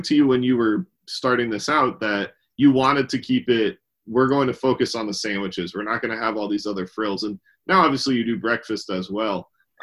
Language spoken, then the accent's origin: English; New Jersey, United States; now in Texas, United States; I'm from New Jersey originally, and an Italian grinder is kind of what I grew up eating all the time